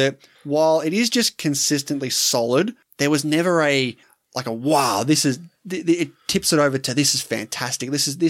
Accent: New Zealand; It perfectly encapsulates what growing up in New Zealand in the late 80s was like.

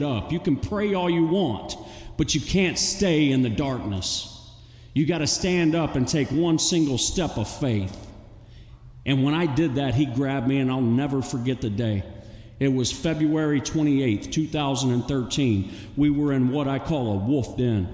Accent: Texas City, Texas, United States; I grew up in Texas City, Galveston

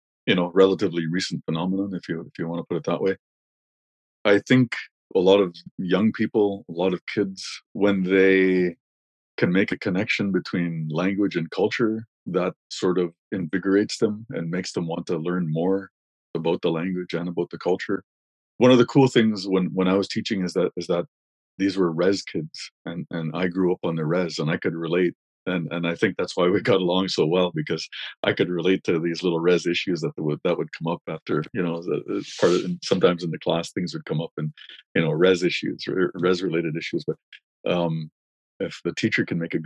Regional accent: Wikwemikong, Ontario, Canada; moved away; my hometown has a population on reserve of, well, I don't know, let's say 5,000 people

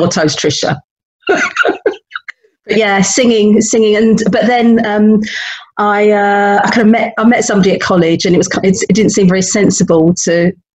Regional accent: London, United Kingdom; moved away as an adult; now in Leicestershire, United Kingdom; I was born and brought up in London, North London.

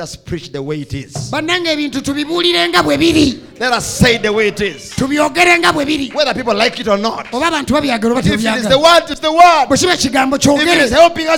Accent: Uganda; I was from Uganda

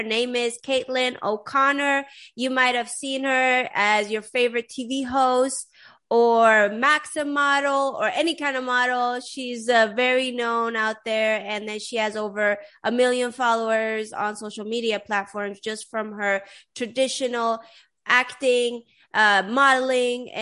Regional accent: Sweden; moved away; I grew up in Sweden, but I'm Persian originally

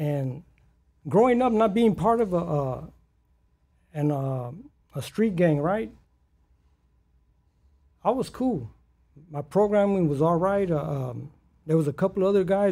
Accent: Los Angeles, California, United States; I grew up in South Central LA, right there, by the LA Coliseum, USC, in that specific area

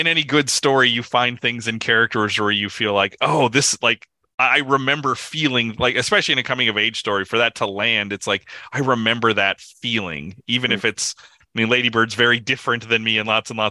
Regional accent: Midwest, United States; moved away; somebody who comes from the Midwest of the Midwest

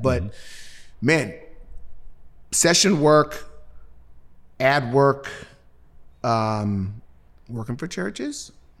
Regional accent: Cincinnati, Ohio, United States; I'm from Cincinnati. What is it? It's only two chili chains there, Gold Star and Skyline.

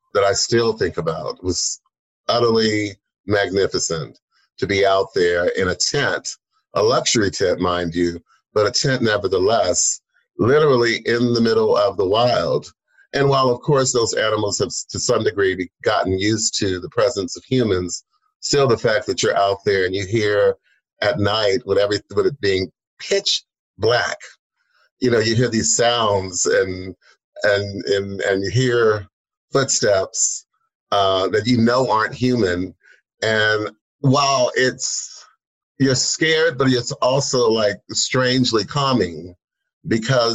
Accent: United States; first language English; we're American

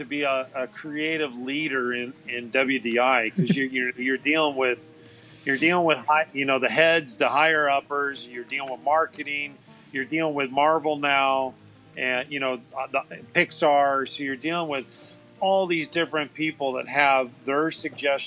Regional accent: California, United States; I've been born and raised in California

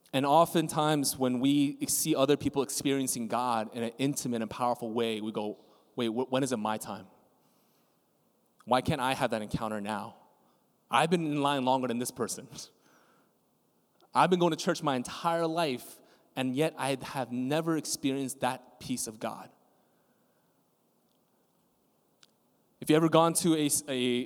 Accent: New York City, New York, United States; as a New Yorker

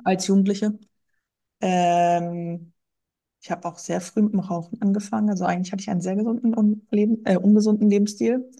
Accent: North Sea coast, Northern Germany, Germany; moved away as an adult; now in Ruhr area, Germany; ich wohne im Ruhrgebiet. Äh, gebürtig komme ich aus Norddeutschland, okay. von der Nordseeküste

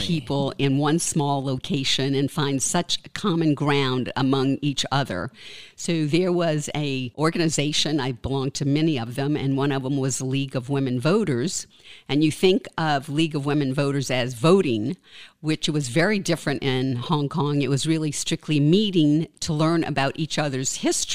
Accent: New Orleans, Louisiana, United States; now in Woodstock, United States; born and raised in New Orleans, Louisiana

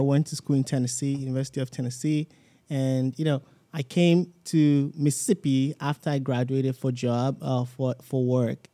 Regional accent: Southwest Nigeria, Nigeria; moved away as an adult; now in United States; I grew up like, kinda like in the Southwest

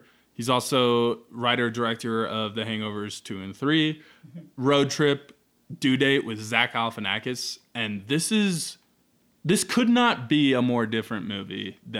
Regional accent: Nebraska, United States; From Nebraska. We just call them trains.

